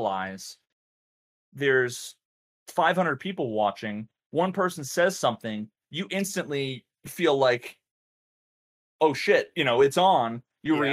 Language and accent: English; New England, United States; I'm from New England